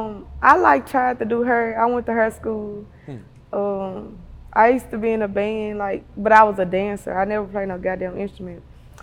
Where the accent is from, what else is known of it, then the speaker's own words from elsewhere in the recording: Memphis, Tennessee, United States; I'm from South Memphis